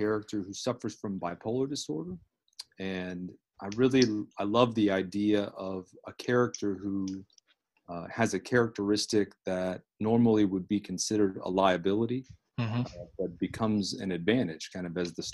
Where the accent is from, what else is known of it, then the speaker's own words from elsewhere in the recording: Fort Myers, Florida, United States; I grew up in South Florida, in Fort Myers, Florida, Southwest Florida